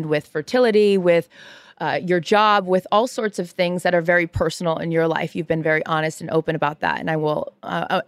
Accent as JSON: {"language": "English", "town": "Seattle", "region": "Washington", "country": "United States", "said": "I'm from Seattle, Mariners fan"}